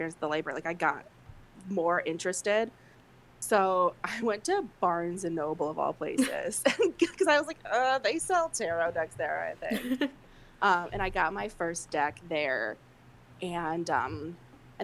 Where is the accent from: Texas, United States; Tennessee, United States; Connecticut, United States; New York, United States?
Connecticut, United States; Bridgeport; it's in my hometown it's in Black Rock, which is in part of Bridgeport, Connecticut